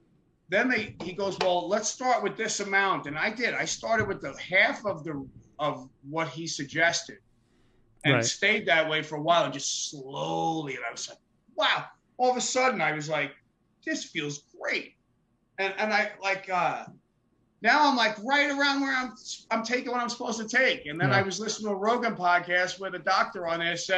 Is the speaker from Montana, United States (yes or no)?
yes; Missoula, Montana, United States; in the middle of Missoula, Montana, because I'm from here